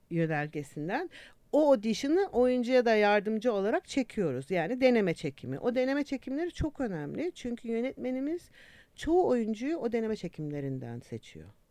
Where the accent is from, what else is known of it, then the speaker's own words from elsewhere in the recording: Istanbul, Turkey; moved away as an adult; also born or lived in England; İstanbul doğumluyum ben